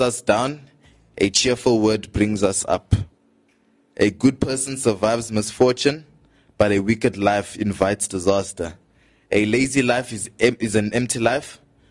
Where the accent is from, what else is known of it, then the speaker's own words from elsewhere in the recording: Johannesburg, Gauteng, South Africa; We're from Johannesburg, Southside